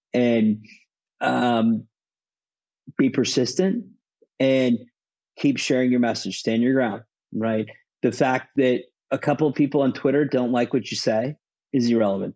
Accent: United States; as an American

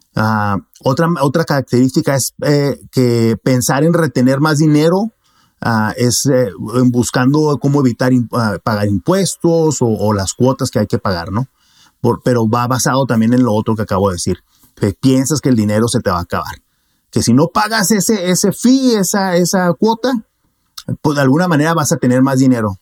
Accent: Mexico; como buen mexicano

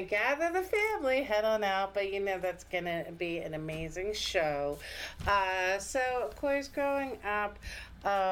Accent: Doylestown, Pennsylvania, United States; I'm actually originally from Doylestown

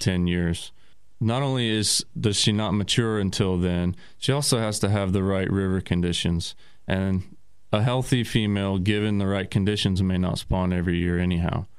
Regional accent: Tulsa, Oklahoma, United States; also born or lived in Arizona; I'm originally from Oklahoma, born and raised in Tulsa

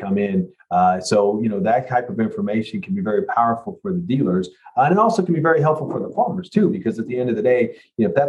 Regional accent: Louisville, Kentucky, United States; also born or lived in Chicago; I'm from the Louisville area. I grew up here, spent most of my career here as well.

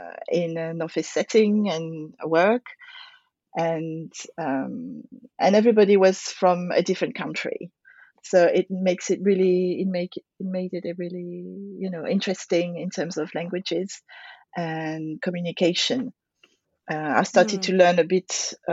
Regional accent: France; now in United Kingdom; I grew up in France. I'm French, in the countryside, in the middle of nowhere. And my dad is French. He's from that countryside. The house we lived in is his grandparents' house.

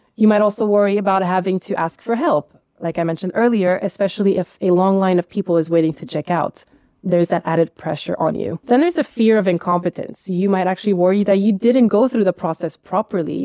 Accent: United States; now in Netherlands; I grew up in America

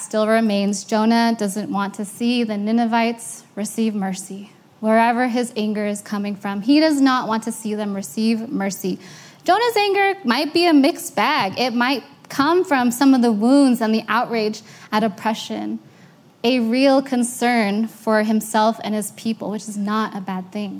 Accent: United States; I'm American, but I'm Asian American

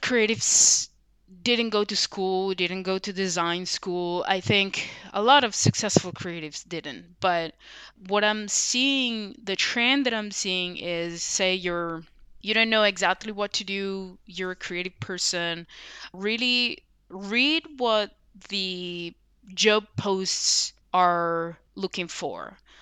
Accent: Sicily, Italy; as an introverted kid growing up in Sicily

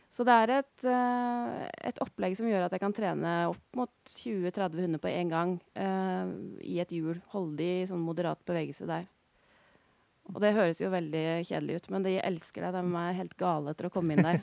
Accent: Notodden, Vestfold og Telemark, Norway; moved away as an adult; now in Øystre Slidre, Norway; Jeg er fra Notodden i Telemark

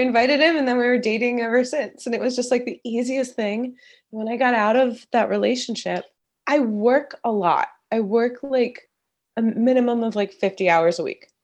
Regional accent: East Coast, United States; moved away as an adult; now in Los Angeles, United States; I grew up on the East Coast, went to college on the East Coast, and then about ten years ago, I moved to Los Angeles

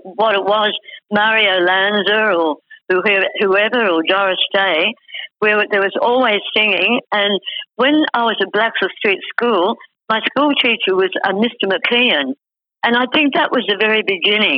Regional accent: Granville, New South Wales, Australia; born or raised there; also born or lived in Summer Hill / Newtown

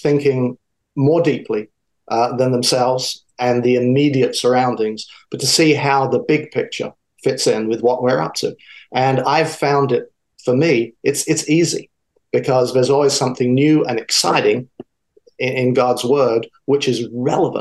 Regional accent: South of England, United Kingdom; moved away as an adult; also born or lived in DeLand, Florida; now in United States; my accent is from the South. I grew up in the South of England.

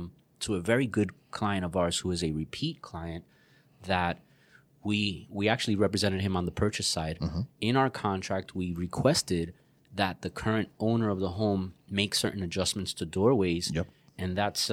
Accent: Puerto Rico; moved away; But that was actually done to me. I moved from Puerto Rico. Hey, you're from Puerto Rico. You'd really love it here.

